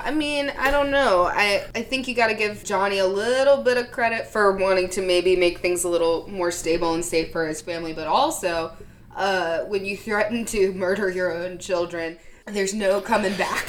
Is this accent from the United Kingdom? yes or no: no; the South, United States; also born or lived in Philadelphia; I was from the South